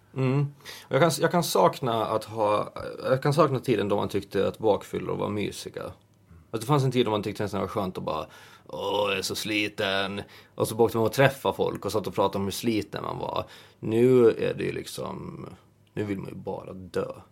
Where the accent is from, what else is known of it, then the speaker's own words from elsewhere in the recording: Åland Islands; moved away; när man är hemma på Åland